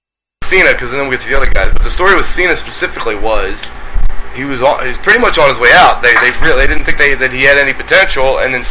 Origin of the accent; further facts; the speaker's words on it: Baltimore, Maryland, United States; moved away; I'm from Maryland originally, and right in the Baltimore area.